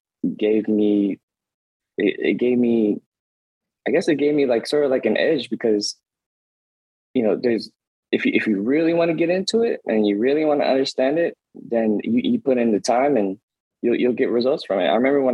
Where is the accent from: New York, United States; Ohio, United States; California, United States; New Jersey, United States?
California, United States; Oakland; I was a nerd growing up in East Oakland